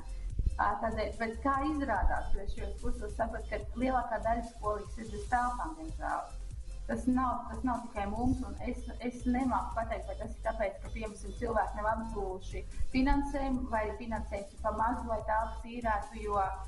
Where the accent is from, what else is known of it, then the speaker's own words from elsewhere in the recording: Latvia; now in Cape Town, South Africa; mēs esam latvieši